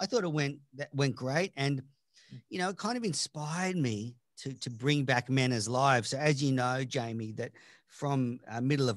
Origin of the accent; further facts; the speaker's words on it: Australia; I'm Australian